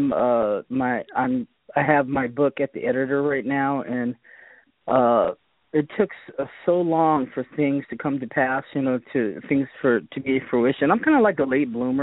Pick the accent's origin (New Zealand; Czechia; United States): United States; Boston, Massachusetts; now in California, United States; I was born in Boston